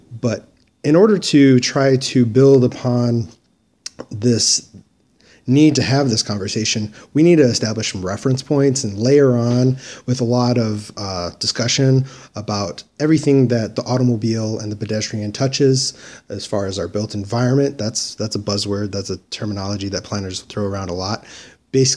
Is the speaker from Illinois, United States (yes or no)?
no; Dearborn, Michigan, United States; moved away as an adult; now in Mesa, United States; Dearborn, Michigan, which actually the home that I grew up in was only a couple blocks away from Detroit city limits